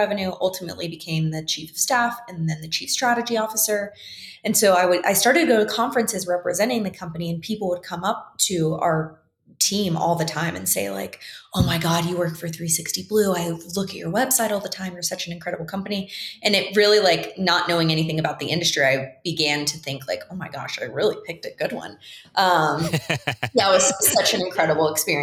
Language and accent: English; the Florida panhandle, United States; moved away as an adult; now in Jackson Hole, United States; I was still in my hometown and I was ready to leave. Like I had been there for a really long time. I'd moved back after college